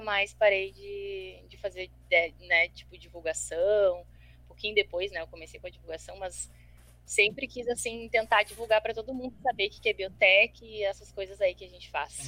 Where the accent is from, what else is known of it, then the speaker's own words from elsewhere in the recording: Porto Alegre, Rio Grande do Sul, Brazil; eu sou aqui de Porto Alegre